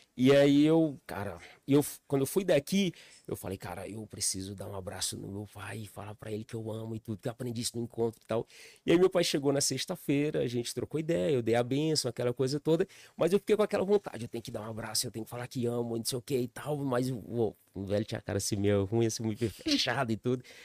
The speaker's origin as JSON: {"language": "Portuguese", "region": "Piauí", "country": "Brazil", "tie": "born or raised there", "also_born_or_lived": "Recanto das Emas, Federal District", "moved": "as an adult", "lives_now": "Brasília, Brazil", "said": "Sou natural do Piauí, é a cidade ali do interior"}